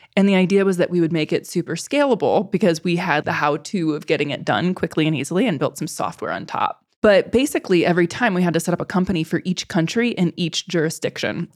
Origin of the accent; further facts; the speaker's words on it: Midwest, United States; moved away; I'm from the Midwest originally